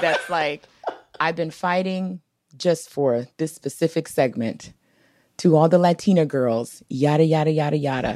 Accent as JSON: {"language": "English", "town": "Washington", "region": "District of Columbia", "country": "United States", "tie": "born or raised there", "also_born_or_lived": "Minnesota", "said": "I grew up in D C"}